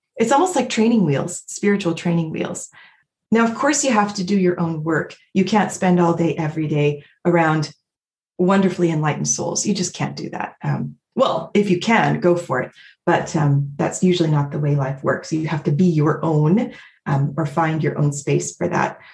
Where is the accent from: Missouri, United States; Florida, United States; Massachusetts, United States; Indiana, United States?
Missouri, United States; Independence; moved away as an adult; now in Vancouver, Canada; I live in Vancouver, BC, but I grew up in Independence, Missouri